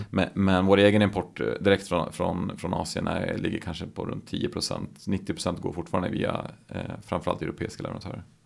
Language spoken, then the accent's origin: Swedish; Gävle, Gävleborg County, Sweden; born or raised there